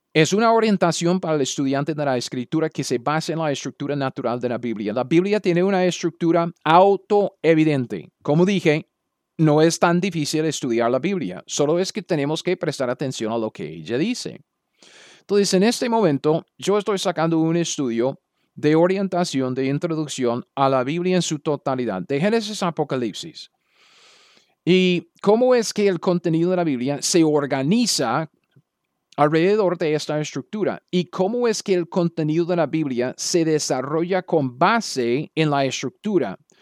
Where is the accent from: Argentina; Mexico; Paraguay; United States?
United States; Spanish is a second language; moved away as an adult; also born or lived in Latin America; yo soy un gringo